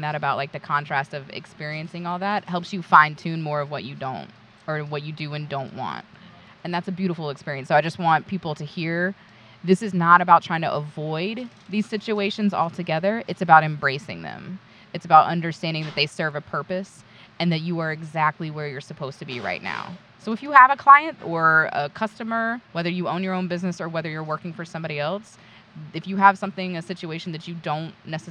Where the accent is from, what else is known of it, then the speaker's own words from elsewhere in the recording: North Carolina, United States; I'm from the South. I'm from North Carolina. North Kakalaki. I was born and bred to take care of other people